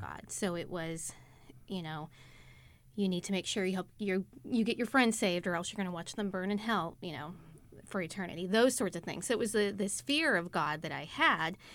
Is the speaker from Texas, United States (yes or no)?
yes; Texas, United States; also born or lived in Pittsburgh, Pennsylvania (family origin); We're from the Pittsburgh area, but moved to Texas after they got married